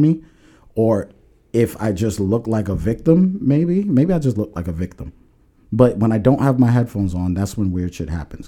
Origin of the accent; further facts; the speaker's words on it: New York, United States; also born or lived in Long Island; now in New Jersey, United States; I'm from New York